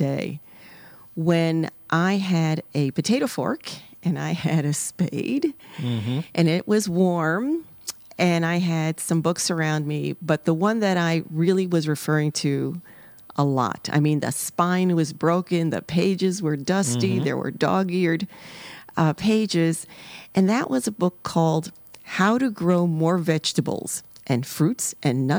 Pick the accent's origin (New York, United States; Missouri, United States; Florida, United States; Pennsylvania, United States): New York, United States; New York City; moved away; I was growing up in the South Bronx, the inner city of New York City.